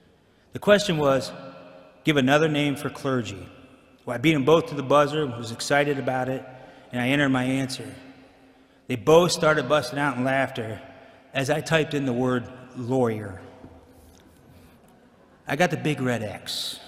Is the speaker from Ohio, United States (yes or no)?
yes; Alliance, Ohio, United States; So I was born in Alliance, Ohio, and lived in a small farm community.